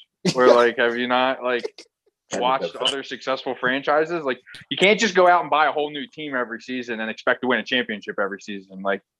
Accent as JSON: {"language": "English", "area": "Delaware County", "region": "Pennsylvania", "country": "United States", "tie": "born or raised there", "said": "it's filmed in my hometown. It's about where I fucking grew up"}